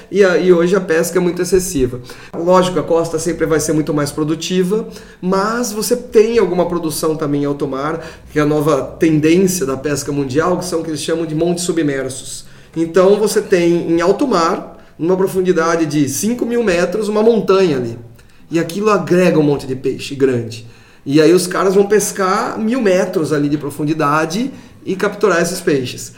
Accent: São Paulo, Brazil; moved away; eu sou de São Paulo, então fiz toda a minha pesquisa de pós-graduação lá

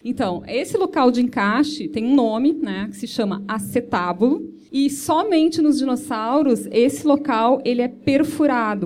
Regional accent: Brazil; a gente, como brasileiros

